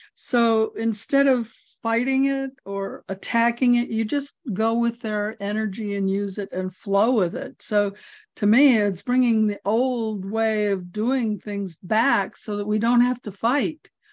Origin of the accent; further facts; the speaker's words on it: Hawaii, United States; I'm from Hawaii